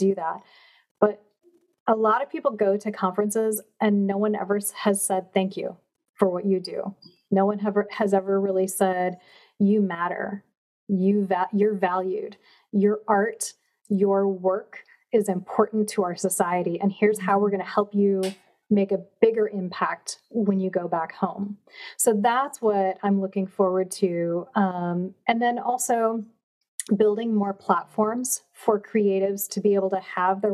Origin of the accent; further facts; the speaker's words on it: Chippewa Falls, Wisconsin, United States; moved away; I grew up in Chippewa Falls, but we have a family home in Door County